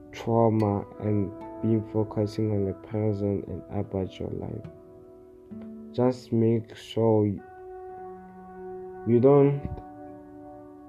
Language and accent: English; South Africa; I'm from South Africa.